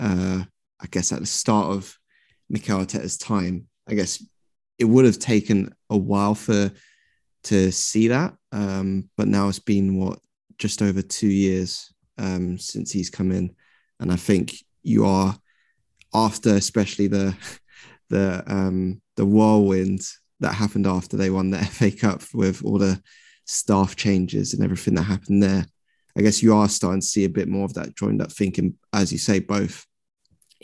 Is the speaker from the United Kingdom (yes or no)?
yes; London, United Kingdom; I'm from South London